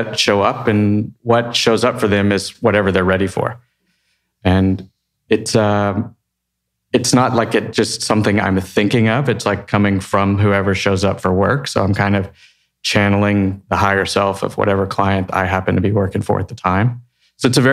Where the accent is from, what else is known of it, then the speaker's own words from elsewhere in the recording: Texas, United States; I'm from Texas